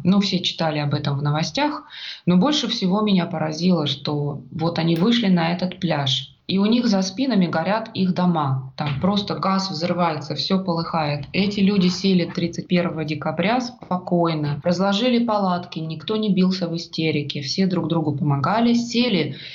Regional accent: Russia; moved away as an adult; now in Australia; я из России, у нас так принято говорить.

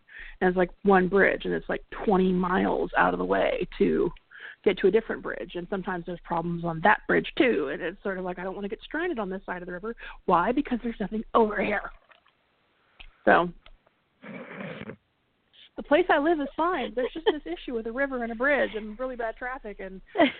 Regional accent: California, United States; I mean, I came from the Bay Area, right? And there's tons of bridges.

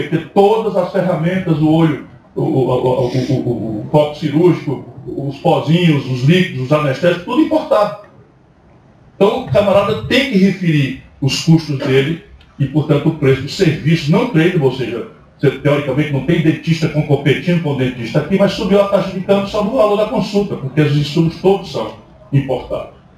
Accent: Sobral, Ceará, Brazil; moved away; E eu vim de Sobral, sabe como é, né? Eu saí de Sobral, mas Sobral não saiu de mim.

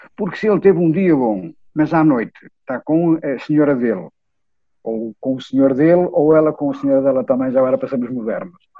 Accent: Vila Real, Norte, Portugal; na minha Vila Real

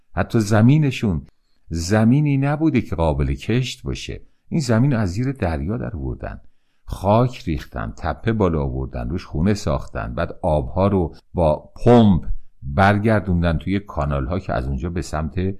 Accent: Iran; من به عنوان یک ایرانی

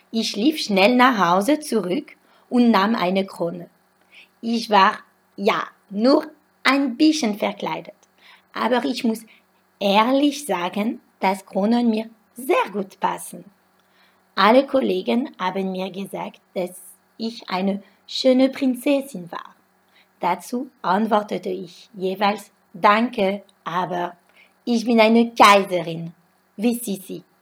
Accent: France; German is a second language; Ich komme leider nicht aus einer französischen Region, wo Fasching sehr gefeiert wird, wie im Norden von Frankreich und in Nizza zum Beispiel.

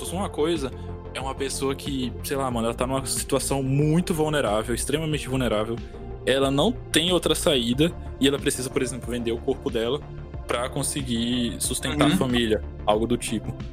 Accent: Brasília, Distrito Federal, Brazil; now in Natal, Brazil; Eu nasci em Natal. Quando ah. era criancinha ali, tipo, pros meus 3, 4 anos, eu fui morar em Brasília. E aí, tipo, eu morei minha adolescência todinha lá.

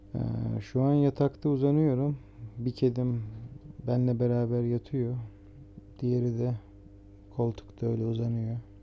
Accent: Trabzon, Turkey; now in Istanbul, Turkey; Ben Trabzonluyum, ailem Trabzon'da yaşıyor.

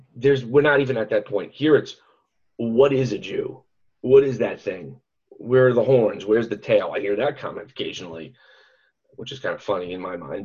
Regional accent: New York City, New York, United States; now in Central Pennsylvania, United States; having grown up in, in New York City

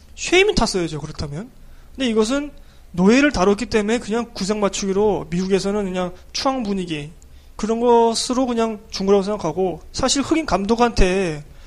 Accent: South Korea; 우리 뭐 한국 사람이니까

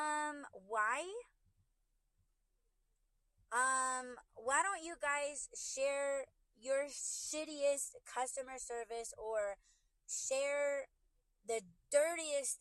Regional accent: Arizona, United States; I'm from Arizona, U.S.

